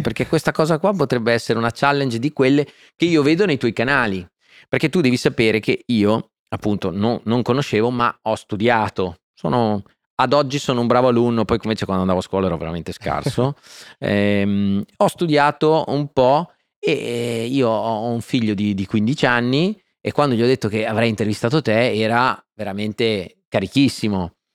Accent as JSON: {"language": "Italian", "town": "Faenza", "region": "Emilia-Romagna", "country": "Italy", "tie": "born or raised there", "said": "Sono nato a Faenza e sono un romagnolo doc"}